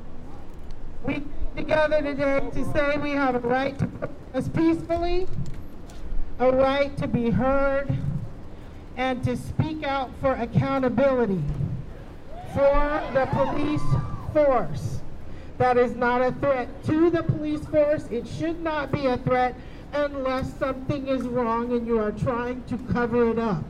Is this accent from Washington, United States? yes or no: yes; Seattle, Washington, United States; I was born and raised in Seattle, Washington